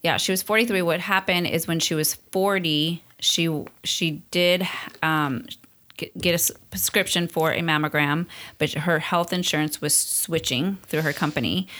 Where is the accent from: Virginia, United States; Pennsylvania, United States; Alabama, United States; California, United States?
California, United States; Long Beach; also born or lived in East Los Angeles, California / Amargosa Valley, Nevada / Hesperia, California / Arcadia, California; through our teens, we ended up in Long Beach